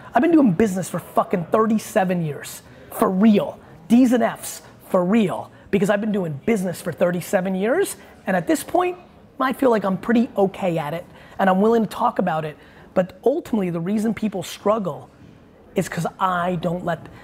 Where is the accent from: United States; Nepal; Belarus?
Belarus; I was born in Belarus